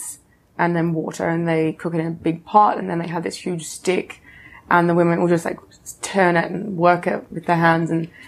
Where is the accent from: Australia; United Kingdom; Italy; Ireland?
Australia; Fremantle, Western Australia; moved away as an adult; growing up in Fremantle, Western Australia, it's a beautiful place.